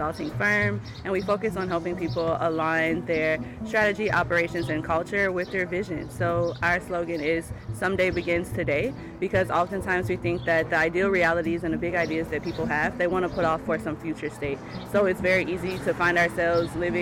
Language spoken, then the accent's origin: English; Baton Rouge, Louisiana, United States; moved away as an adult; now in Maine, United States; I'm originally from Louisiana, from Baton Rouge, Louisiana